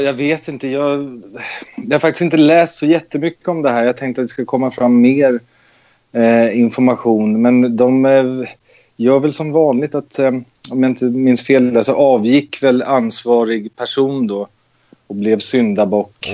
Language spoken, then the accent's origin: Swedish; Nacka, Stockholm County, Sweden; moved away as an adult; jag är eh, född och uppvuxen i Nacka utanför Stockholm